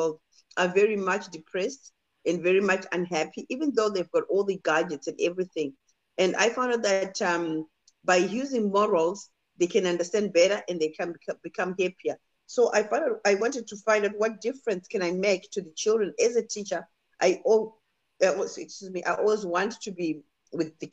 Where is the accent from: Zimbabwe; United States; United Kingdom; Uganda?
Zimbabwe; Harare; moved away as an adult; also born or lived in Chivu, Zimbabwe / New Zealand; now in Australia; So in Zimbabwe, I grew up in Harare